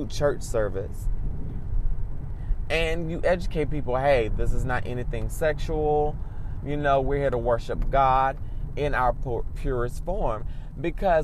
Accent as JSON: {"language": "English", "country": "United States", "said": "I can only speak about American culture because I'm American"}